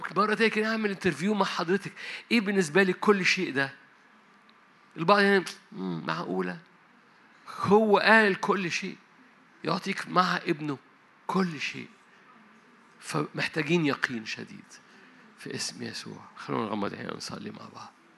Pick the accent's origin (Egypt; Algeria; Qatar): Egypt; Upper Egypt; أنا صعيدي